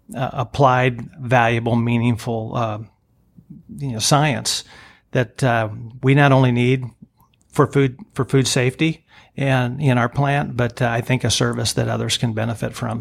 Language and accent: English; Greenville, Illinois, United States; moved away as an adult; also born or lived in St. Louis, Missouri; I grew up here, product of Greenville in Bond County.